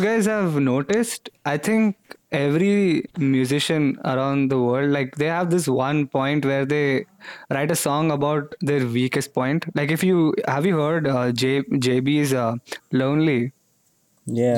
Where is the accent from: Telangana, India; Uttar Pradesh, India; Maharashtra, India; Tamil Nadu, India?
Telangana, India; Hyderabad; I was born in Hyderabad